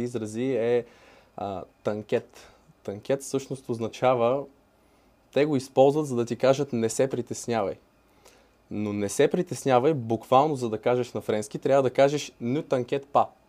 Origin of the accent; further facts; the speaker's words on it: Bulgaria; also born or lived in France; защото съм българин